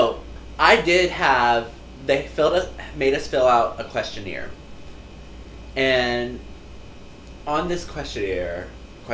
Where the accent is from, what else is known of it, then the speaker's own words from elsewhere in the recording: the South, United States; I'm from the South.